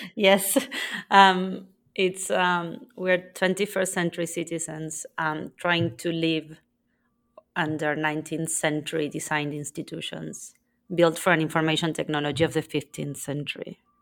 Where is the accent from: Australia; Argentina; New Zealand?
Argentina; now in Spain; I was born in Argentina and currently live in Spain.